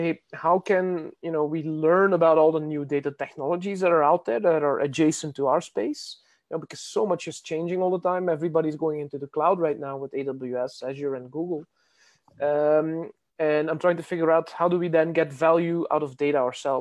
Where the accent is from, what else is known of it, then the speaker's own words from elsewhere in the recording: Belgium; I'm from Belgium